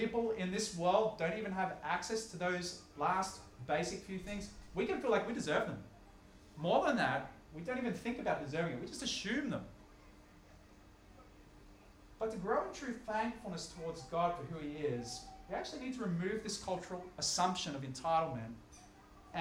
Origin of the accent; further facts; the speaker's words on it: Australia; also born or lived in Upper North Shore, Sydney; living where I live in wealthy Upper North Shore Sydney, or even by virtue of being Australian